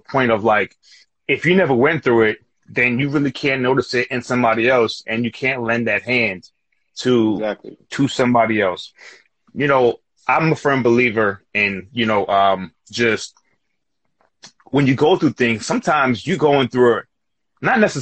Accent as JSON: {"language": "English", "region": "New York", "country": "United States", "said": "we're from New York."}